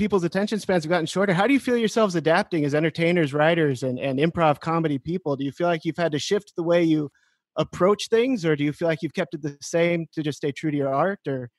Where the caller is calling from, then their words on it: Cloquet, Minnesota, United States; I'm calling from a small town called Cloquet in Minnesota.